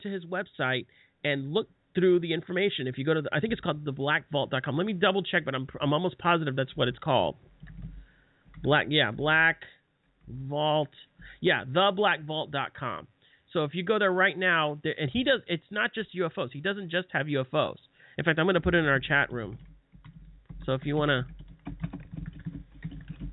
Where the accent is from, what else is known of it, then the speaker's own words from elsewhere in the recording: Southeast, United States; I'm actually from the Southeast